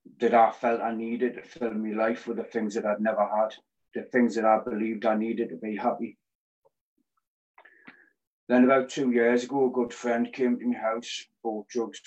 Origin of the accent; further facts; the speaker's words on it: Newcastle upon Tyne, North East England, United Kingdom; I'm 40, I'm from Newcastle.